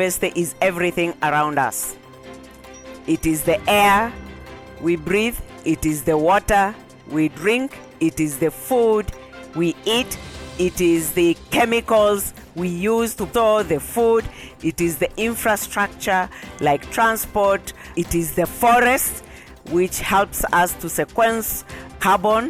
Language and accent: English; near Mount Kilimanjaro, Tanzania; moved away; I come from the United Republic of Tanzania, and actually my home village is exactly 2 kilometers from the spot where mountain climbers to the peak of Mountain Kilimanjaro begins. So I've grown up surrounded by water